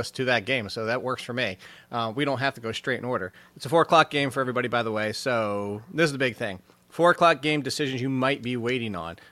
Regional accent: United States; I am American. I'm a, my parents are American, my grandparent

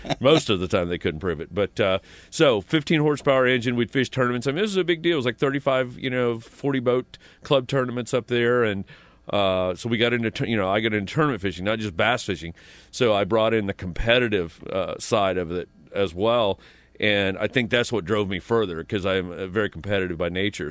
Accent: Pendleton, Indiana, United States; moved away; I grew up in Indiana, this, you know, small town, Pendleton, Indiana

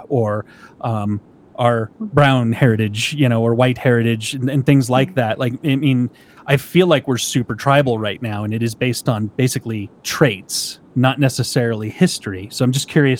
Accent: United States; I'm an American

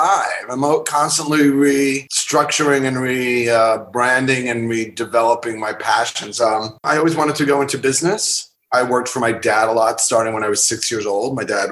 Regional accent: Long Island, New York, United States; also born or lived in Bayside, Queens; I was born in Bayside, Queens, and I grew up on Long Island, and now living in the wonderful borough of Manhattan here in New York.

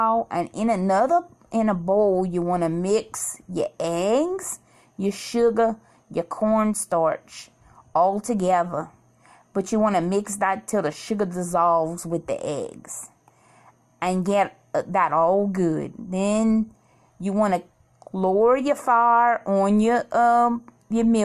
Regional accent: Cajun, Louisiana, United States; as a Cajun girl, little girl, my whole life, I always ate bouilli

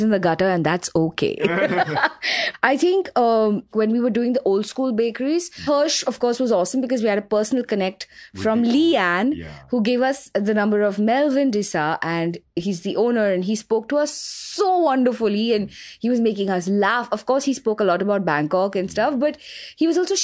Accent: Mumbai, Maharashtra, India; I grew up in Grant Road. I lived there for the first 20 years of my life

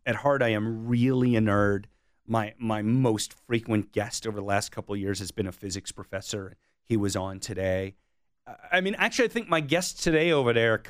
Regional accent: Bethesda, Maryland, United States; But in high school, in the second half of high school and then through my time in college, we were in Bethesda, Maryland

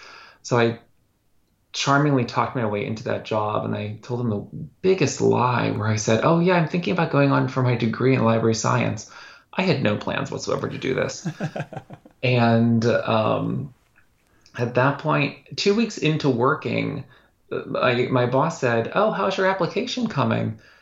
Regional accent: Pittsburgh, Pennsylvania, United States; Pittsburgh, Pennsylvania.

